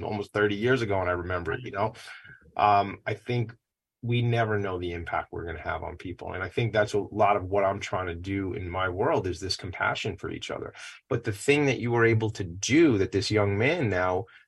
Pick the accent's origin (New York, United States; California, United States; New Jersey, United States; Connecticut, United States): New York, United States; Franklin Square; I live up on the North Shore now, but I grew up in Franklin Square.